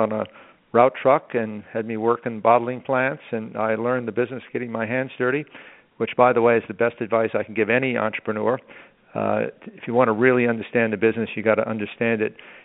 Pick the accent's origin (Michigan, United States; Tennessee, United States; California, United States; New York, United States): New York, United States; New York City; also born or lived in Long Island; I was born and brought up in New York City, and I lived out on Long Island